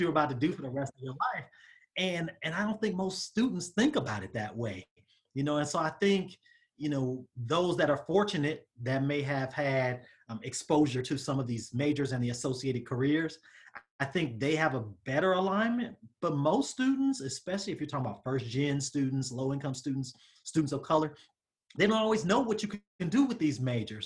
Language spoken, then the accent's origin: English; Southern California, United States; moved away as an adult; also born or lived in Atlanta, Georgia; I'm from the Southern California area